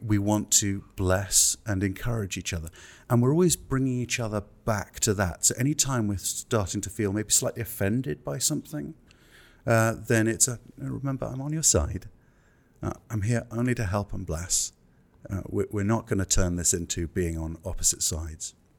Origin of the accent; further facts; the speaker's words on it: England, United Kingdom; I'm English